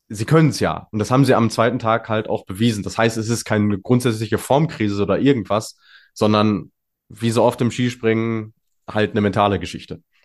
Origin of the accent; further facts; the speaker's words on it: North Rhine-Westphalia, Germany; als Ostwestfale